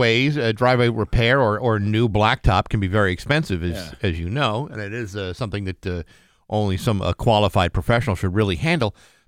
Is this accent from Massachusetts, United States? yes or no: yes; Rehoboth, Massachusetts, United States; my hometown of Rehoboth.